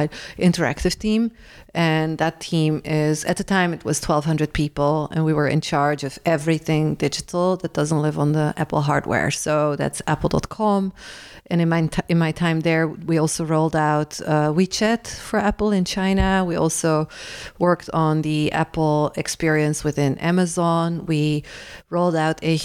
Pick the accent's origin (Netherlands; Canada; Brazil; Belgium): Netherlands; Rotterdam, South Holland; moved away; my hometown, Rotterdam